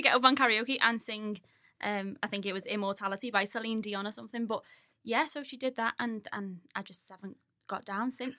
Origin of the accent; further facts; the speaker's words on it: Skelmersdale, North West England, United Kingdom; also born or lived in Ormskirk; I grew up on, um, New Church Farm with my parents, not far down the road from Mike